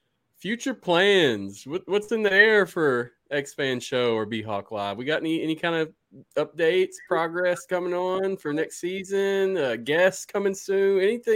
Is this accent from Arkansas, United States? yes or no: yes; Blytheville, Arkansas, United States; also born or lived in southeast Missouri; now in Mississippi Gulf Coast, United States; I was born in Blytheville, Arkansas, really. So I'm very familiar with that area.